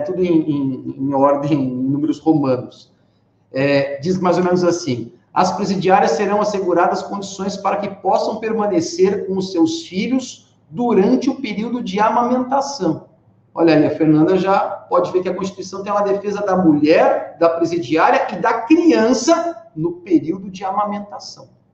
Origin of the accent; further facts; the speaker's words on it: Rio Claro, São Paulo, Brazil; eu sou de Rio Claro, minha cidade natal é Rio Claro